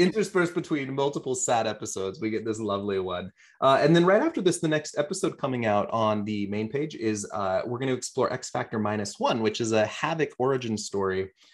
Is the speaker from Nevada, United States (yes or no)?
yes; Las Vegas, Nevada, United States; moved away; I grew up partially in Vegas